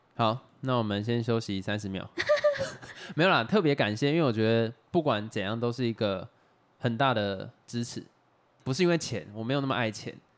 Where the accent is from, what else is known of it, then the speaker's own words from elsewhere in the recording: Xinwu, Taoyuan, Taiwan; 像我们小时候在新屋长大的，那个时候有很多在养猪哦，或者养鸡